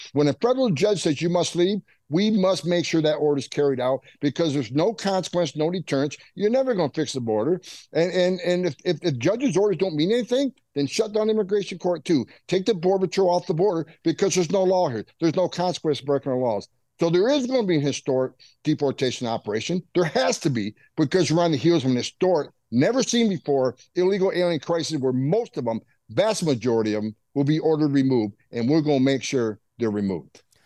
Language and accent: English; St. Lawrence River border, upstate New York, United States; moved away; I grew up on the northern border. That's why I mm-hmm. became a border patrol agent. I grew up there on the St. Lawrence River uh, uh, border in Canada. Yeah, and look, and, and up in upstate New York